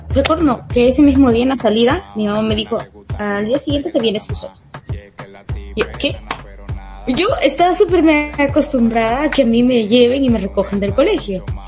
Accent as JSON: {"language": "Spanish", "region": "Lima", "country": "Peru", "said": "yo soy de Bien Salvador, estudio en San Juan de Lurigancho"}